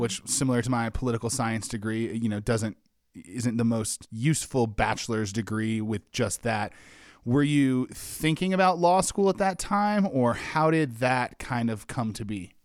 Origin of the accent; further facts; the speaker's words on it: Wyoming, United States; I grew up in Wyoming.